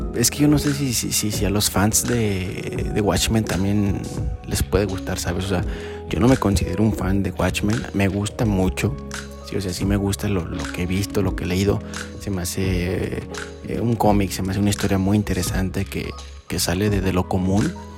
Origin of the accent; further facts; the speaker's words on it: Aguascalientes, Mexico; mi ciudad natal